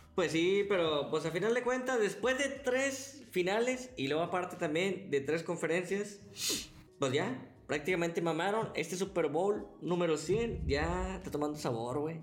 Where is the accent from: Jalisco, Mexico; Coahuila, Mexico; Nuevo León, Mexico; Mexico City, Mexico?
Nuevo León, Mexico; Monterrey; somos regios